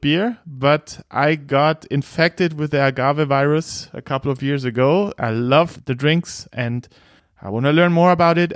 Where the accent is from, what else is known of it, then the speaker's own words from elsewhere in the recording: Bavaria, Germany; I am chairman from Bavaria